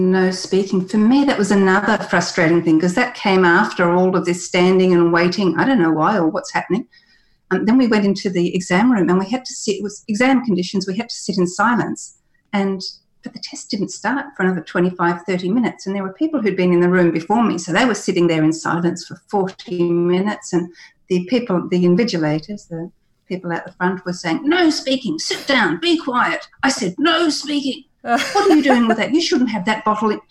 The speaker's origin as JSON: {"language": "English", "country": "Australia", "tie": "born or raised there", "first_language": "English", "said": "having gone to school in Australia"}